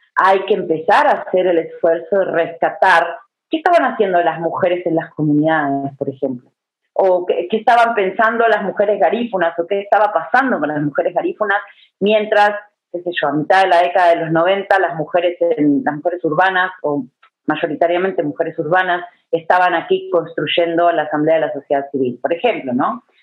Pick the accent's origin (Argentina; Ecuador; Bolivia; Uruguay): Uruguay; now in Guatemala; Yo vivo hace 20 años aquí, debo aclararlo, pero nací en Uruguay